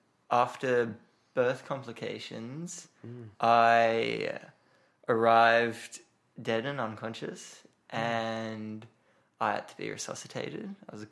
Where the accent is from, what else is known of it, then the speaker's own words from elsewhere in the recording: Sydney, New South Wales, Australia; now in Melbourne, Australia; I grew up in Bondi.